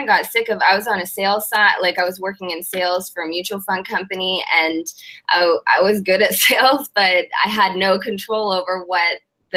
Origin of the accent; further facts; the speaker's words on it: Canada; moved away as an adult; also born or lived in Manitoba / Saskatchewan; now in Florida, United States; I'm from Canada